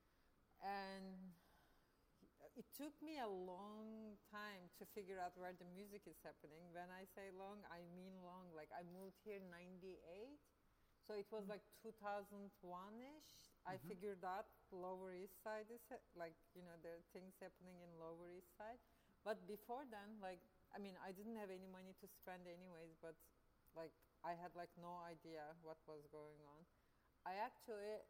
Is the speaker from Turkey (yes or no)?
yes; Ankara, Turkey; English is a second language; moved away as an adult; now in New York, United States; I grew up in Ankara, Turkey, which is the capital of Turkey.